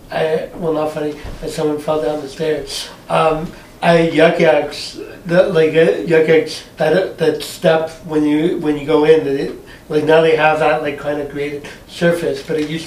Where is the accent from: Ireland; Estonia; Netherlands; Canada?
Canada; Montreal, Quebec; now in Ottawa, Canada; Uh, no, so I, I came from Montreal.